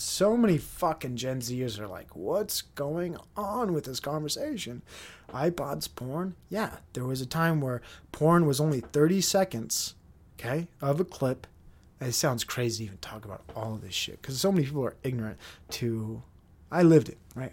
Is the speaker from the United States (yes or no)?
yes; Utah, United States; we're from Utah. We're the Utah guys